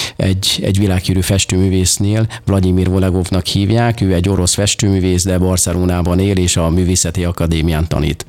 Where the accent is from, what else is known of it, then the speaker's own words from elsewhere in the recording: Nyírtass, Szabolcs-Szatmár-Bereg, Hungary; gyerekkoromban én, ö, ö, egy Szabolcsa kis fa-, faluban születtem Nyírtason, ez kis, Kisvárna mellett található, és ott nem nagyon volt lehetőségem